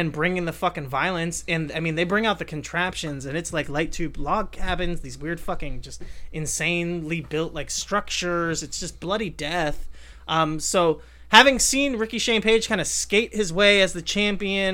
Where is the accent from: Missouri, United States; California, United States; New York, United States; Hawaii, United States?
California, United States; Southern; I am from Southern California